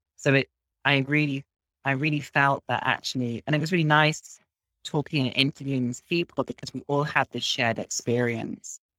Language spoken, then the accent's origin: English; Midlands, United Kingdom; now in Berlin, Germany; I'm from England, from a small town in the Midlands, which is in the middle of the country